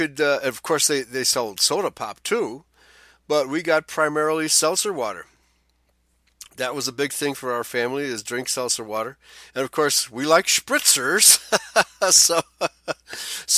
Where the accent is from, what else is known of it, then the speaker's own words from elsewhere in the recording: Chicago, Illinois, United States; When I was growing up in Chicago in the 1960s